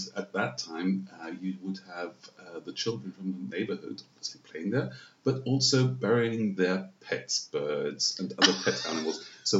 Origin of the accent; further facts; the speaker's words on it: Vienna, Austria; growing up right in the center of town was like growing up in a village because all the courtyards were open.